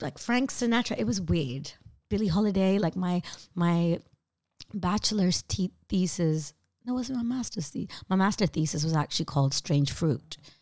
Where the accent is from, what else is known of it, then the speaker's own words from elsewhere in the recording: Amsterdam, North Holland, Netherlands; moved away as an adult; now in London, United Kingdom; growing up in Amsterdam